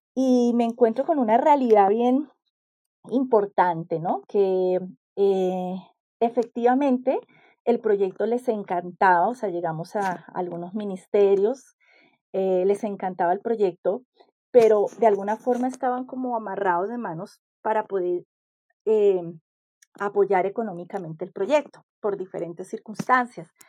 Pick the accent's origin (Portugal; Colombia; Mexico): Colombia; also born or lived in Chile; now in Peru; Que si bien yo soy colombiana, eh, ya prácticamente era casi extranjera en mi propio país, ¿no? Después de tantos años fuera de Colombia